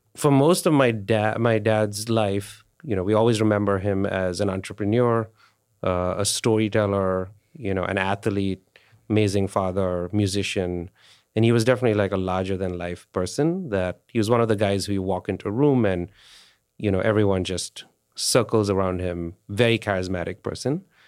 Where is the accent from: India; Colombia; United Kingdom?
India; moved away; India, I grew up in India.